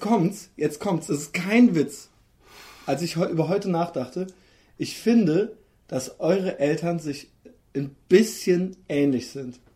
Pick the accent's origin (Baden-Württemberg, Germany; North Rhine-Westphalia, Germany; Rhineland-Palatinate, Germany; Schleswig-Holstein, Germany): Rhineland-Palatinate, Germany; Koblenz; now in Cologne, Germany; aus meiner alten Heimatstadt, unserer gemeinsamen alten Heimatstadt Koblenz